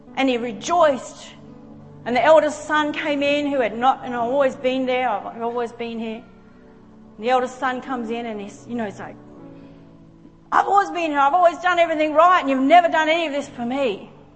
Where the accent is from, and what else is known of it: Australia